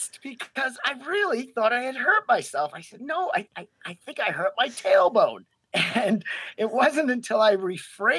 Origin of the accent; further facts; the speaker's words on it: Coventry, Rhode Island, United States; now in Racine, United States; I grew up in Coventry, Rhode Island, and I moved to the Midwest in the early